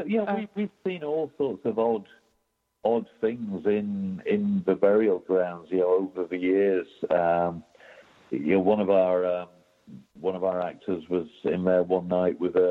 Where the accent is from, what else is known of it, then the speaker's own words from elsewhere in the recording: United Kingdom; moved away; as a Brit